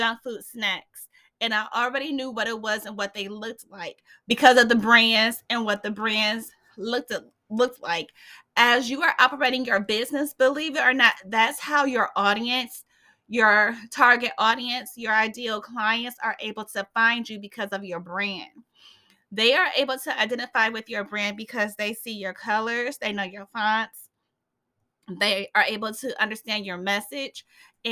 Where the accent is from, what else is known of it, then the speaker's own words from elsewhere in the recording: Fort Wayne, Indiana, United States; my hometown here in Fort Wayne